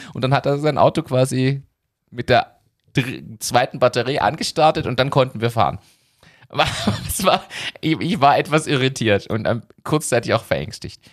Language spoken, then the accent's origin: German; Berlin, Germany; ich bin in Berlin aufgewachsen